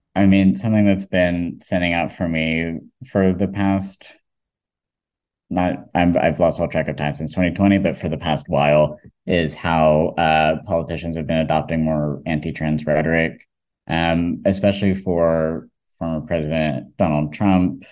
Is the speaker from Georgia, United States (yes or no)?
yes; Georgia, United States; I, I was, grew up in Georgia and also growing up in the South as a trans person